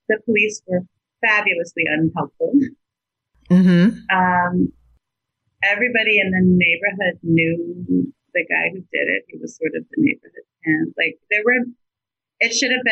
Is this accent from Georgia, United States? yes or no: yes; Atlanta, Georgia, United States; I grew up in Atlanta.